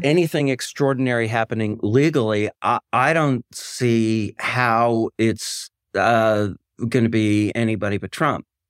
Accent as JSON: {"language": "English", "town": "Madison", "region": "Wisconsin", "country": "United States", "said": "I'm from Madison, Wisconsin, which is a kind of, uh, progressive Shangri-La, uh, place I'm very proud to be from"}